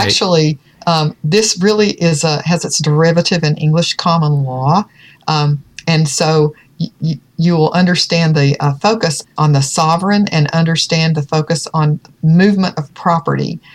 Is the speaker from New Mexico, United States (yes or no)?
no; Virginia, United States; In Virginia, that's my home state